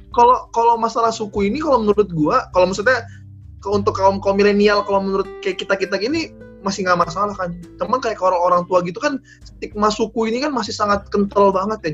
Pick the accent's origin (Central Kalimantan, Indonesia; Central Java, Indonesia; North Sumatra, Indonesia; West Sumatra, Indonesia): West Sumatra, Indonesia; Padang; now in Manado, Indonesia; orang Padang, kayak gua